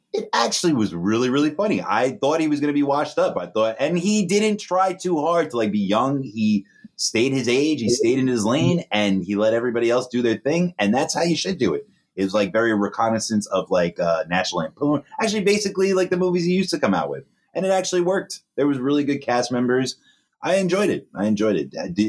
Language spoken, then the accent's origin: English; United States; we're American